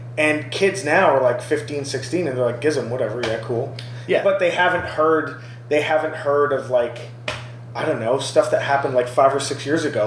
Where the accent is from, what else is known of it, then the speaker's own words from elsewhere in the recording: Brampton, Ontario, Canada; growing up in Brampton